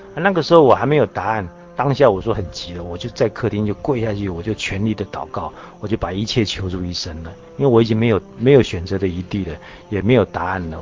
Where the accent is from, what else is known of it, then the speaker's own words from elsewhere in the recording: Taiwan; also born or lived in Jiangsu (ancestral); 我是从大陆来的，在台湾生的